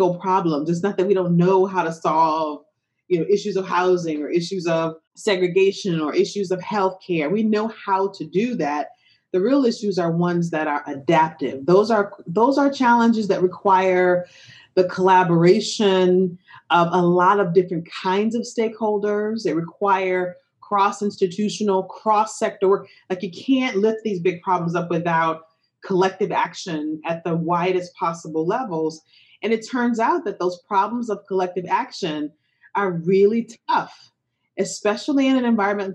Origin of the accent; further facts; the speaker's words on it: Detroit, Michigan, United States; growing up in Detroit, Michigan